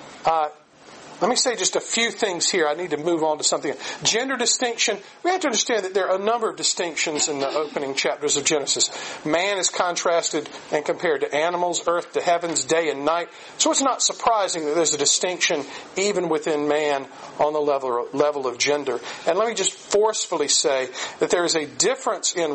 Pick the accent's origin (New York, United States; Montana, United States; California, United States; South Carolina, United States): South Carolina, United States; Aiken; my hometown, Aiken, South Carolina